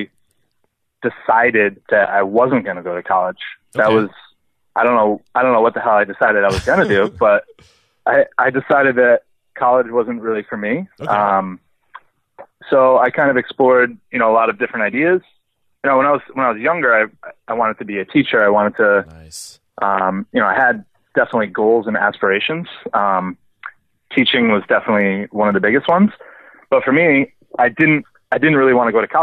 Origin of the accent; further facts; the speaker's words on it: Rhode Island, United States; I grew up in Rhode Island